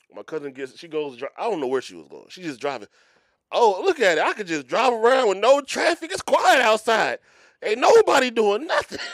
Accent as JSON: {"language": "English", "town": "Philadelphia", "region": "Pennsylvania", "country": "United States", "moved": "yes", "said": "I'm from Philly"}